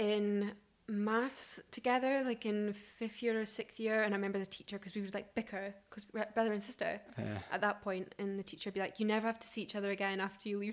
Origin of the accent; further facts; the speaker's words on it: Scottish Highlands, Scotland, United Kingdom; So I grew up in the Scottish Highlands